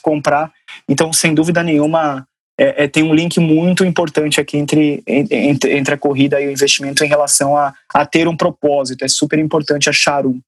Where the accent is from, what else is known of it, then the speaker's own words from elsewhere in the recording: Sorocaba, São Paulo, Brazil; moved away as an adult; morava em São Paulo, sou de Sorocaba